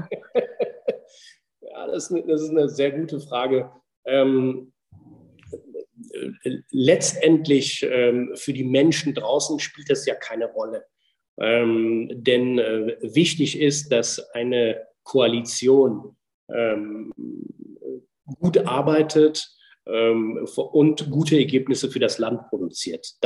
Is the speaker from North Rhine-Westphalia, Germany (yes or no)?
yes; North Rhine-Westphalia, Germany; ich komme aus Nordrhein-Westfalen